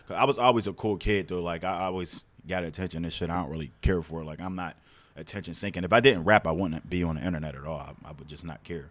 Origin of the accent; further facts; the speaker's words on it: Pittsburgh, Pennsylvania, United States; I grew up in North View Heights